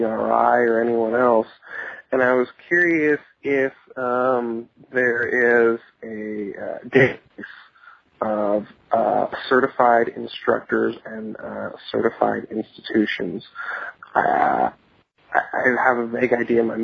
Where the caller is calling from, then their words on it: California, United States; I'm calling from California.